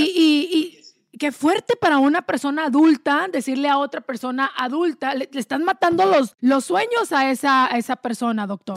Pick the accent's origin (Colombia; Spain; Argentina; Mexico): Mexico; Delicias, Chihuahua; moved away; yo vengo de un rancho allá en pueblito chiquito en Delicia, Chihuahua